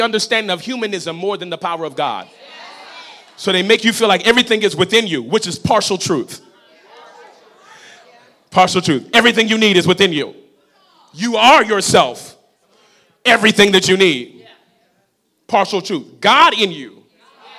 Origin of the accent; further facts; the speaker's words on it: New Orleans, Louisiana, United States; I'm from New Orleans